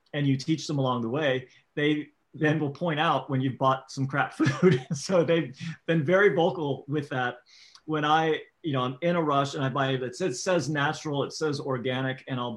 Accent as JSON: {"language": "English", "region": "Florida", "country": "United States", "tie": "born or raised there", "said": "I grew up in Florida"}